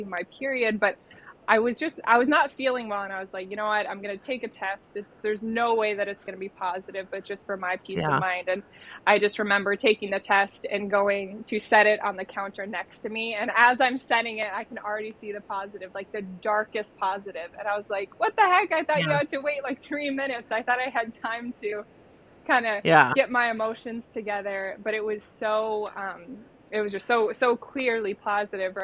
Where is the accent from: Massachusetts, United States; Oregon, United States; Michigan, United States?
Michigan, United States; now in Grand Rapids, United States; I was born and raised in Michigan, originally from the east side. Then we migrated to the west side. So I've been here probably about half my life now.